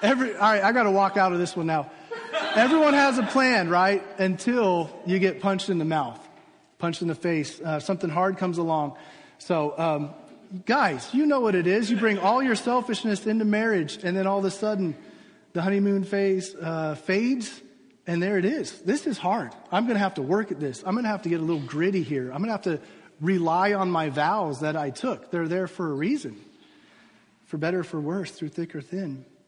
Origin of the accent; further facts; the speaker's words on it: United States; as American Christians